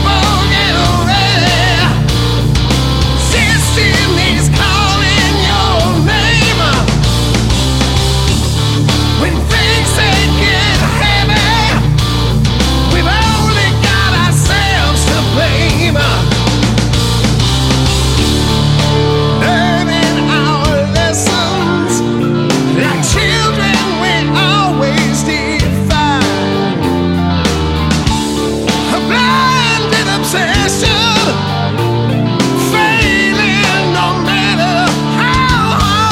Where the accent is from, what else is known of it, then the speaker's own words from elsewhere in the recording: United States; moved away as an adult; now in Piacenza, Italy; being an American, that's what I also grew up on